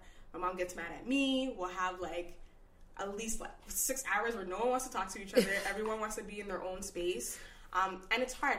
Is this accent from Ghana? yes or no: yes; Ghana; That's very taboo, you know, being Ghanaian, being African, you're going to be a girl and you're not going to be a nurse.